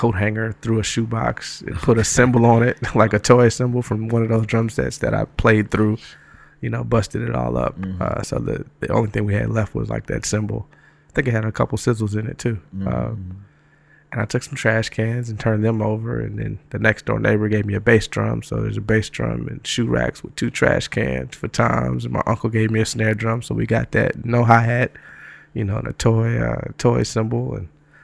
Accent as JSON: {"language": "English", "town": "Detroit", "region": "Michigan", "country": "United States", "tie": "born or raised there", "also_born_or_lived": "Atlanta, Georgia", "moved": "as an adult", "lives_now": "New York, United States", "said": "I was born in Detroit, grew up there, stayed"}